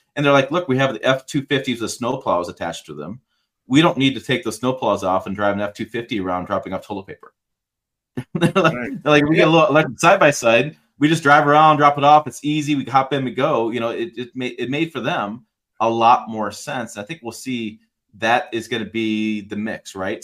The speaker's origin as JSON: {"language": "English", "region": "Michigan", "country": "United States", "tie": "born or raised there", "said": "I grew up in Michigan"}